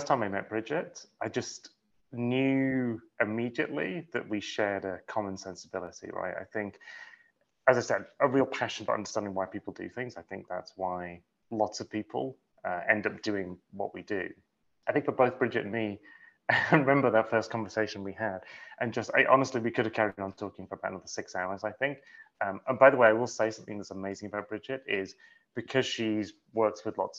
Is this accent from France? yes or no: no; United Kingdom; now in New York City, United States; No, not at all. I was raised in England. I've been in the States 12 years, 13 years? Yeah, I guess so. I sort of feel like I don't quite belong in any culture anymore. Like my American friends still say I sound like completely British